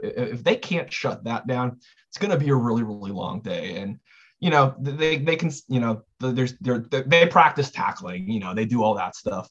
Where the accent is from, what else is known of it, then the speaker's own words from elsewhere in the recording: Southern California, United States; I'm from Southern California